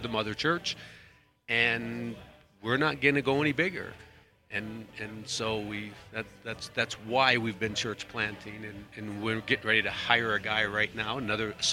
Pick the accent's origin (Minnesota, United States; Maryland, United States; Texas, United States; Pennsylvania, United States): Minnesota, United States; also born or lived in Poland; now in Leavenworth, United States; I grew up in Minnesota, my wife in Iowa, so Midwesterners